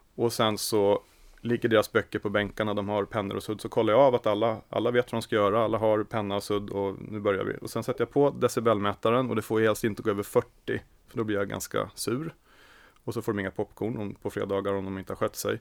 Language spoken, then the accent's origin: Swedish; Sigtuna, Stockholm County, Sweden; Jag är född och uppvuxen i Sigtuna.